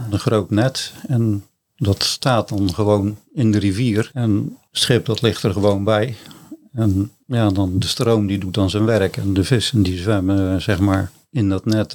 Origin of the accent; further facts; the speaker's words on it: Middelharnis, South Holland, Netherlands; also born or lived in Ouddorp; geboren en getogen in uh, Middelharnis